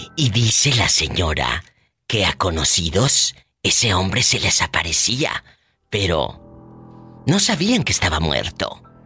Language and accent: Spanish; Matamoros, Tamaulipas, Mexico; en mi tierra también, en Matamoros, Tamaulipas